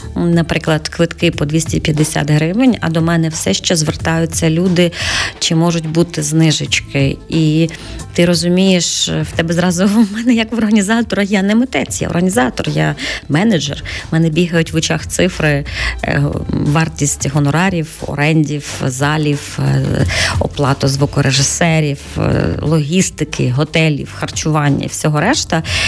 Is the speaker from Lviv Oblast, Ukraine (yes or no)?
yes; Lviv, Lviv Oblast, Ukraine; енне покоління львів'ян. Я з тих львів'ян, хто дійсно львів'ян